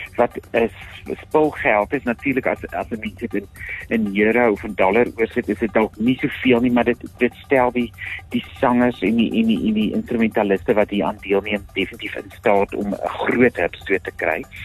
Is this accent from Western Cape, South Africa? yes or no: no; Free State, South Africa; ek fisiek as 'n as 'n gebore Vrystater myself baie trots voel